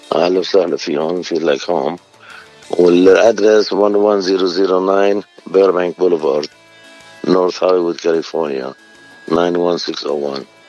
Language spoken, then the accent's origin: Arabic; Beirut, Beirut Governorate, Lebanon; also born or lived in New York / California; now in North Hollywood, United States; أنا من بيروت اللي من ال 75